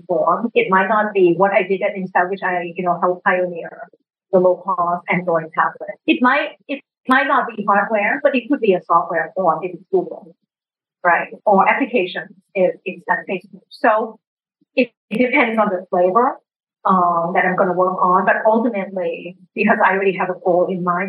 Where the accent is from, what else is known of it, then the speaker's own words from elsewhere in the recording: Thailand; English is a second language; moved away as an adult; I came from Thailand and worked at the World Bank in emerging markets.